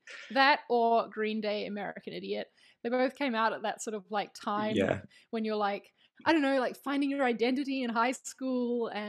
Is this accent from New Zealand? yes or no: yes; New Zealand; also born or lived in London, United Kingdom; now in Spain; I live in Spain. I'm from New Zealand, so that's the accent you're hearing. But I lived for about 4.5 years in the UK, in London. So the accent's kind of a mix now.